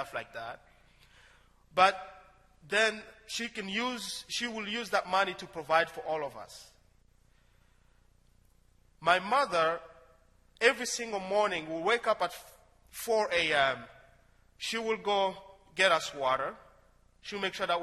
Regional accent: DR Congo; moved away as an adult; now in United States; In my hometown, one of the businesses there is digging for gold. As surprising as it sounds, Congo has so many mineral resources

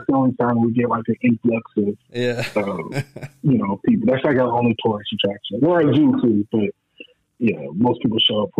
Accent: Omaha, Nebraska, United States; also born or lived in Detroit, Michigan; So, I'm originally from Detroit. But I grew up in Omaha, Nebraska.

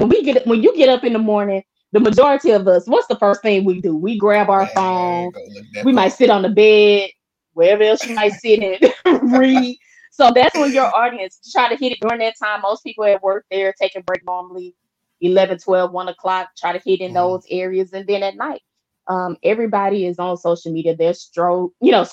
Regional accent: Shreveport, Louisiana, United States; moved away; the hometown, Shreveport

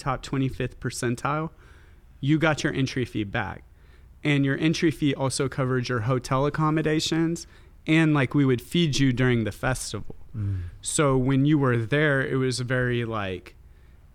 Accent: Texas, United States; my hometown I grew up with, in which has this, you know, very conservative reputation

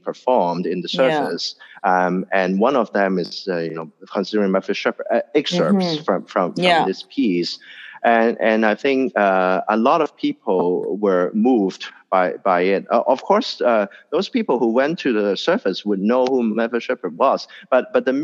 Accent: Hong Kong; being born and raised in Hong Kong

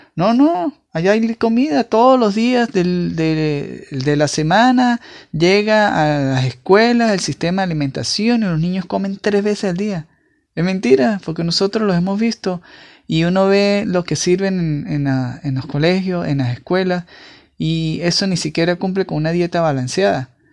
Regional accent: Venezuela; los que somos venezolanos

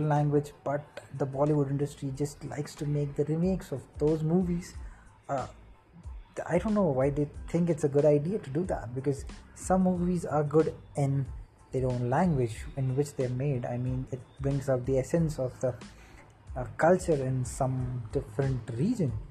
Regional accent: India; If you haven't figured it out, I'm from India. Uh, I guess my accent gives it away.

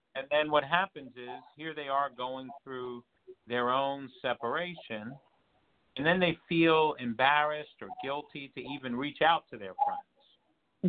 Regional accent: New York, United States; moved away; I'm originally from New York

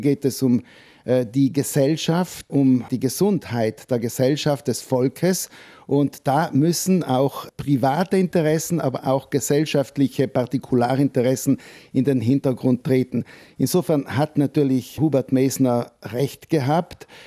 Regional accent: Trentino-Alto Adige, Italy; machen wir keine bessere Figur als Südtiroler

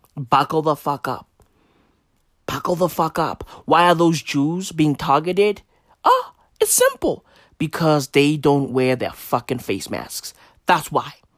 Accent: South Africa; we are South Africans

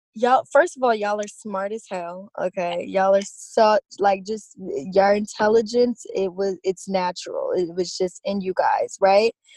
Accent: Baton Rouge, Louisiana, United States; I was born on September 25th, 1996, in Baton Rouge, Louisiana

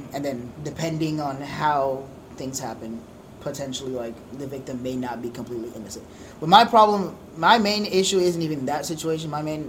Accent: Haiti; Because, like, you come from Honduras, I'm from Haiti, like, those third world countries

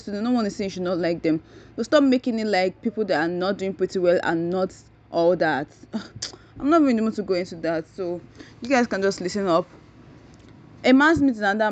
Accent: Nigeria; I'm a Nigerian

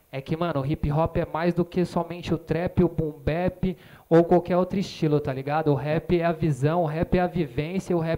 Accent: São Paulo, Brazil; Aí, eu sou lá da Zona Oeste de São Paulo, tá ligado? Ali de Perus.

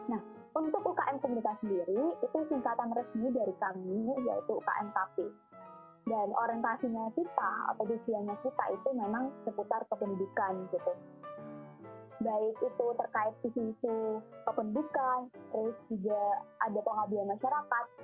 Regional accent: Surabaya, East Java, Indonesia; Oke, aku uh, asal Surabaya.

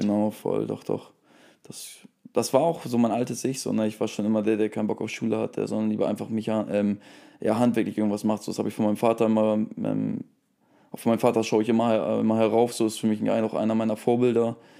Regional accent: Germany; now in Bremen, Germany; ich bin ja auch, um, wie gesagt, 40, 40 Minuten von hier aufgewachsen.

